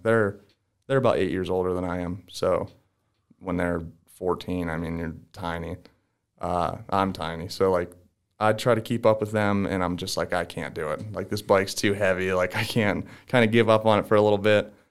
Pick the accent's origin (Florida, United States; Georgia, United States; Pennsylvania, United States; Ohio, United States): Pennsylvania, United States; DuBois; I'm from Du Bois, Pennsylvania